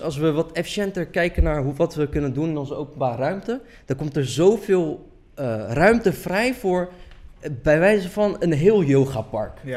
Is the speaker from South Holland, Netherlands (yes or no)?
yes; Delft, South Holland, Netherlands; also born or lived in Erbil, Iraq; ik ben in Holeer geboren en eh, veel mensen die niet Koerdisch zijn kennen het als Erbil